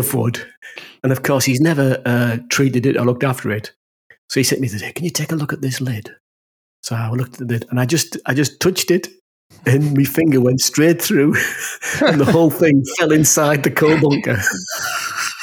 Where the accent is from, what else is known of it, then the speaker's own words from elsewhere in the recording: the north of England, United Kingdom; accent: northern; my northern accent